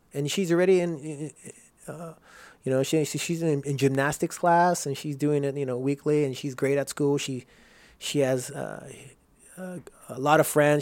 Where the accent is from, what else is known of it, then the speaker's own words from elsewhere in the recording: Rosemead, California, United States; also born or lived in Houston, Texas; I grew up in Rosemead